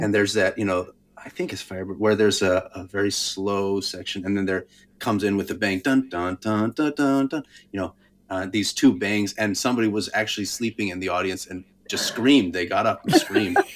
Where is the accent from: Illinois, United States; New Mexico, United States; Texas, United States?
New Mexico, United States; Albuquerque; I grew up in Albuquerque